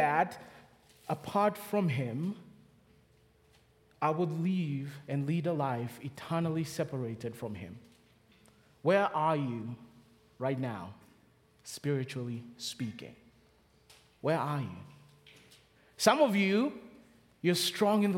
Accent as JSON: {"language": "English", "country": "Kenya", "accent": "Kenyan", "moved": "yes", "lives_now": "Charlotte, United States", "said": "From the accent, I'm from Kenya"}